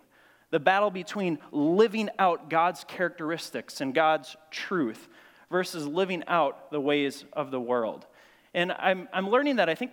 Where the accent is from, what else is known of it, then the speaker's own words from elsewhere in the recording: Grand Marais, Minnesota, United States; I grew up in Grand Marais, Cook County High School, a small town up on Lake Superior